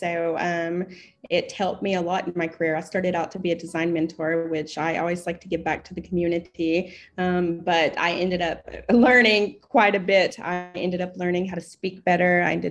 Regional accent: East Tennessee, United States; moved away as an adult; also born or lived in Chicago, Illinois; now in Saudi Arabia; I am an American. I am originally from East Tennessee

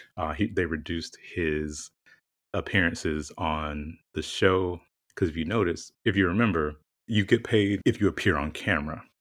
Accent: the South, United States; moved away; growing up in the South and, you know, all of my formative years

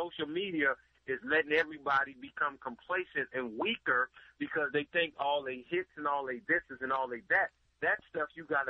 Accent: Bay Area, California, United States; now in Los Angeles, United States; I'm from the Bay Area, been down here.

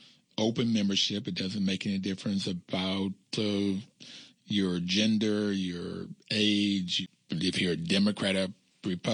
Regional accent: Bluefield, West Virginia, United States; I grew up in Bluefield, West Virginia, and it was a community

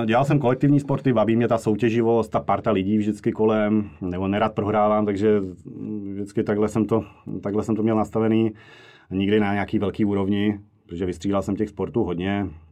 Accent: Moravia, Czechia; moved away as an adult; now in Prague, Czechia; já jsem původem z Moravy a v Praze žiju nějakých 13 let

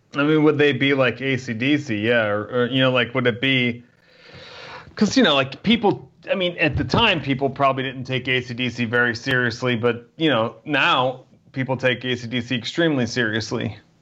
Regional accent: New Jersey, United States; I grew up in New Jersey

